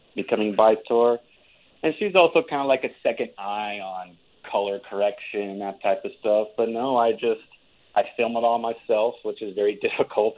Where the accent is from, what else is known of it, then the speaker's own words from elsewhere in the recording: Albuquerque, New Mexico, United States; moved away as an adult; also born or lived in Seattle; I recently just moved back from Seattle after spending five years out there to my hometown in Albuquerque